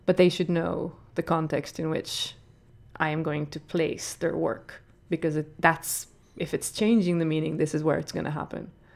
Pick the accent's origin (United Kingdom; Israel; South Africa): Israel; English is a second language; moved away as an adult; also born or lived in Ireland / New York; now in Dublin, Ireland; I come from Israel, but I live in Ireland for a good few years now.